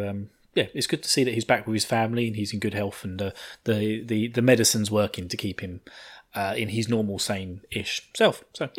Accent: United Kingdom; I'm the British side of this thing.

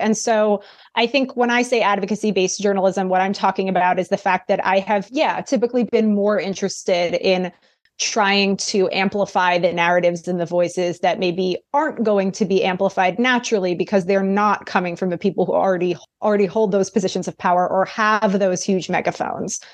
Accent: New York City, New York, United States; I grew up in New York City

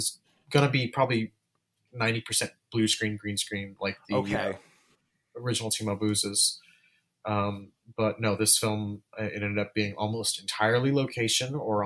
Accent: Los Angeles, California, United States; that's in my hometown

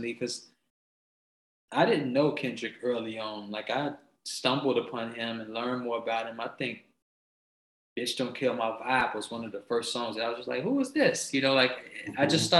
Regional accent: Chicago, Illinois, United States; moved away; also born or lived in Los Angeles; I'm from the Shy.

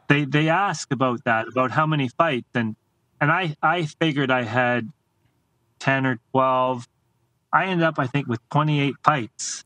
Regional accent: Canada; as a Canadian

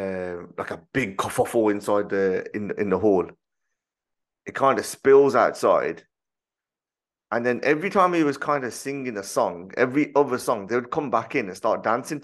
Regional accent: Birmingham, West Midlands, United Kingdom; I'm already from Handsworth

